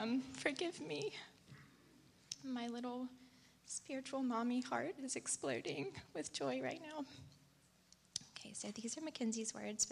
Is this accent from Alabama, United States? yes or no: yes; Montgomery, Alabama, United States; I was born and raised here in Montgomery, an only child to two very loving parents.